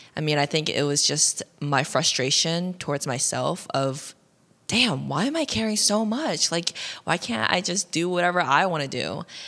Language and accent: English; Ohio, United States; was born and raised in Ohio